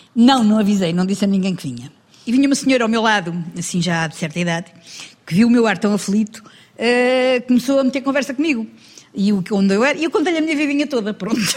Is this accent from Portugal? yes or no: yes; Lisbon, Portugal; moved away as an adult; now in Ericeira, Portugal; Eu nasci em Lisboa